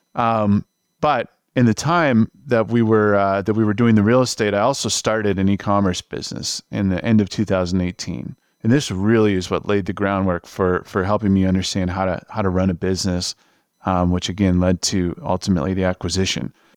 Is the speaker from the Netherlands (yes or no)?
no; New York area, United States; moved away as an adult; also born or lived in Los Angeles; I'm from the New York area.